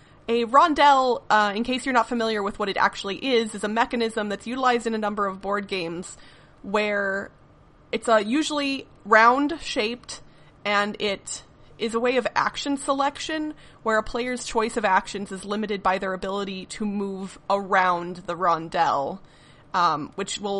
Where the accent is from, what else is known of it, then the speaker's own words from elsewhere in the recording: Midwest, United States; I grew up in the Midwest